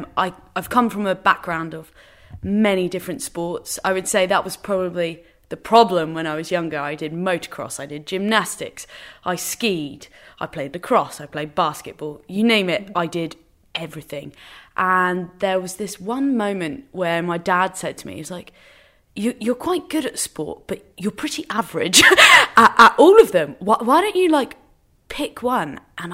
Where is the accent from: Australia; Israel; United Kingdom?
United Kingdom; England; So we're completely English, but everyone has resided in Northern Ireland, randomly.